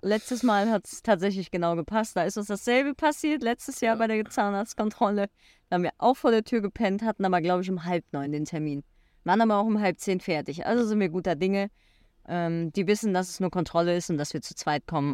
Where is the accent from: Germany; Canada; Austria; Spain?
Germany; als Deutscher